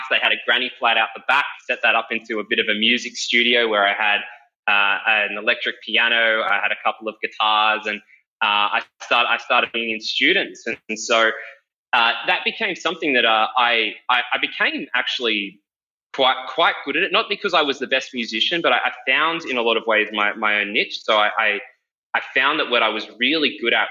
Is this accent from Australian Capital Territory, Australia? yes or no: no; Parramatta, New South Wales, Australia; I grew up around Parramatta